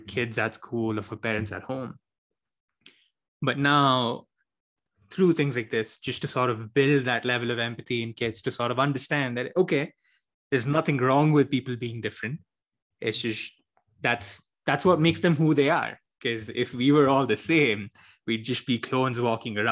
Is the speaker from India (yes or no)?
yes; India; moved away as an adult; now in United States; I'm an immigrant from India or a non-immigrant on a student visa from India